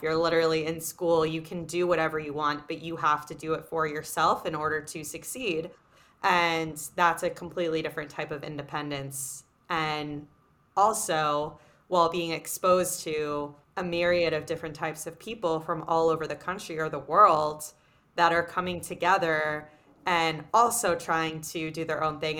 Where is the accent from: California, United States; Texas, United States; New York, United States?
New York, United States; New York City; growing up in New York City in a very small bubble of this private school environment